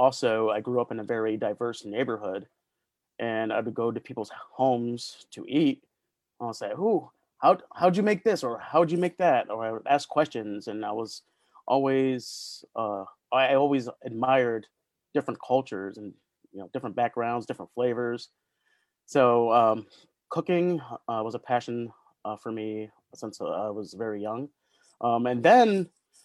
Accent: Schenectady, New York, United States; born and raised in Schenectady, third generation Schenectadian

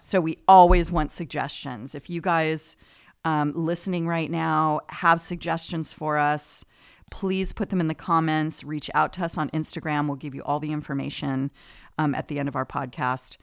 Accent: Oceanside, California, United States; moved away as an adult; also born or lived in Newport Beach, California; now in Los Osos, United States; Southern California is where I'm from, San Diego area. born in Newport Beach, migrated down there quickly. So, spent most of my life in, um, San Diego County, Oceanside, Carlsbad, Encinitas

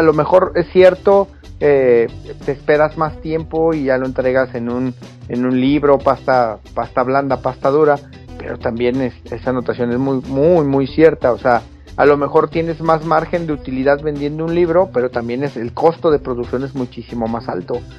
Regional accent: Mexico; nosotros como mexicanos

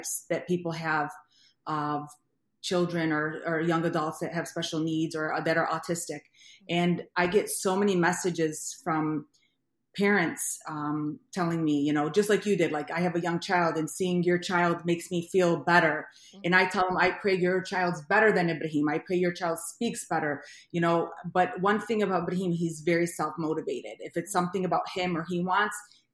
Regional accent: Ohio, United States; moved away as an adult; also born or lived in Brooklyn, New York; now in Michigan, United States; I was born in Brooklyn, New York, but I grew up in Ohio, and I've been in Michigan now for about 24 years since I got married

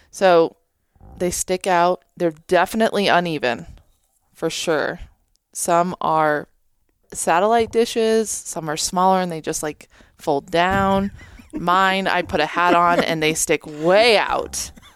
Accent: New Hampshire, United States; we're from New Hampshire

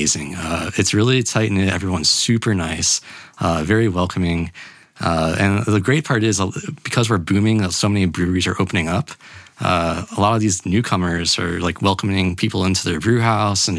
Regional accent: Boca Raton, Florida, United States; moved away as an adult; now in Salt Lake City, United States; Boca Raton, which is my hometown.

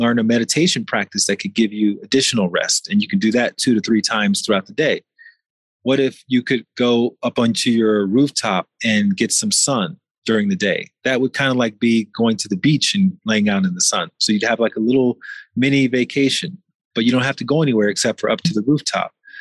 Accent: Mexico City, Mexico; here in my hometown of Mexico City

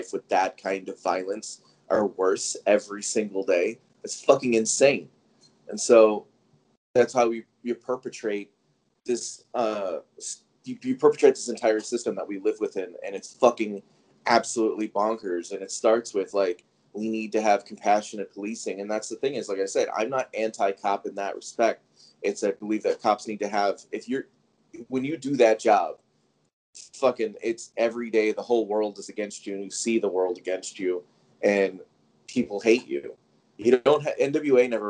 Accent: Chicago, Illinois, United States; I am from the south side of Chicago, 7 blocks from the White Sox, like the part of Chicago.

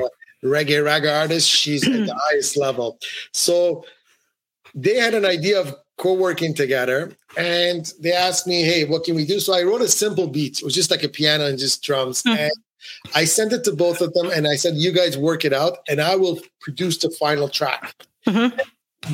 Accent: Ottawa, Ontario, Canada; moved away as an adult; also born or lived in Iran; now in Montreal, Canada; I grew up in Ottawa, Canada. I moved to Montreal, Canada, where I am today.

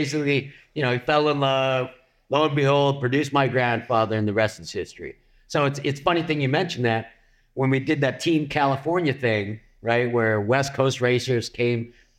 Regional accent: Philippines; I am Filipino, but I got a German last name.

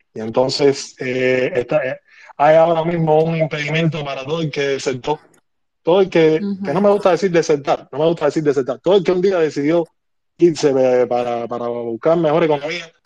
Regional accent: Havana, Cuba; Yo soy cubano y vivo en La Habana

